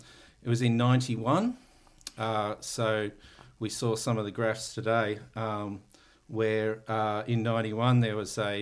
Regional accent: Taminick, Victoria, Australia; So I grew up in Tamanic, which is up in the northeast near Glen Rowan, Wangaratta. Went to a small country town school called Thuna.

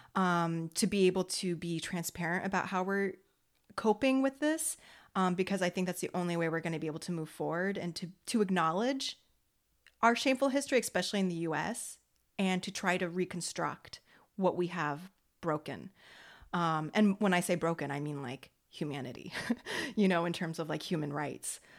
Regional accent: United States; I'm American. I'm Franco American

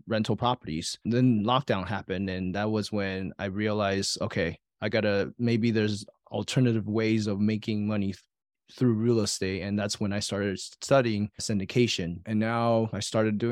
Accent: Taiwan; moved away; I was born and raised in Taiwan with saver's mentality.

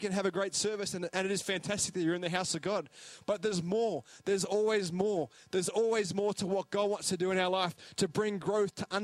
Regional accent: Australia; now in New Zealand; I'm an Aussie, but Parapara Umu.

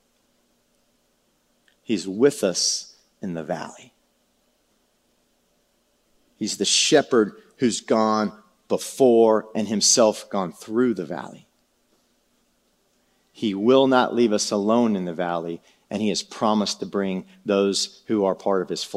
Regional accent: San Antonio, Texas, United States; I was a city slick, man. I'm from San Antonio

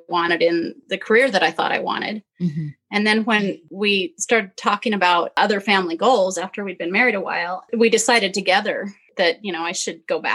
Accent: Utah, United States; growing up in Utah

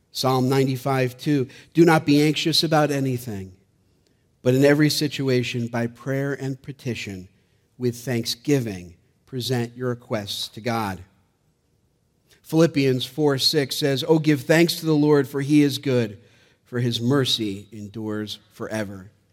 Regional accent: Gloversville, New York, United States; being born and raised in Gloversville, about an hour from

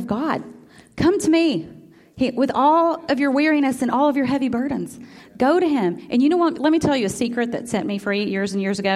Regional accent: Memphis, Tennessee, United States; also born or lived in Iuka, Mississippi; My whole family was from Iuka, Mississippi. I was born in Memphis

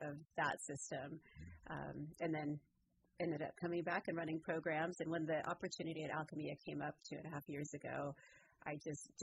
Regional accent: Southern California, United States; I grew up in Southern California

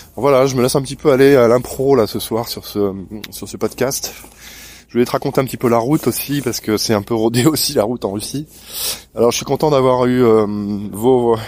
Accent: Normandy, France; je suis normand

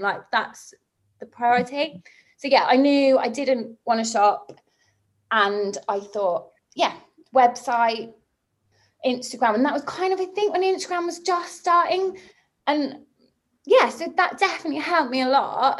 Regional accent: Somerset, South West England, United Kingdom; moved away; also born or lived in Bristol; where I grew up in Somerset

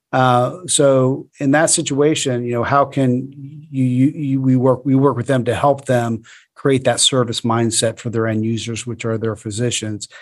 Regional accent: Florida, United States; I'm from Florida

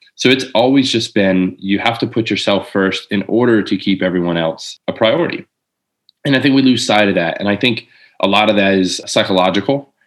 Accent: Lakeland, Florida, United States; also born or lived in Jacksonville, Florida; I moved from Jacksonville back to Lakeland, where I'm from

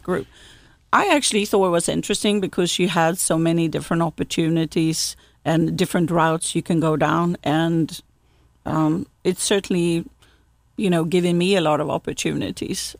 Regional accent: Gothenburg, Västra Götaland, Sweden; now in South Carolina, United States; I grew up in Sweden's second largest city, Gothenburg

